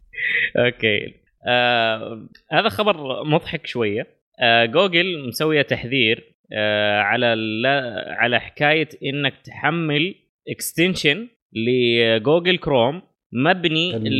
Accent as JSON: {"language": "Arabic", "country": "Saudi Arabia", "said": "اغلب المناطق الحدوديه عندنا في الجنوب"}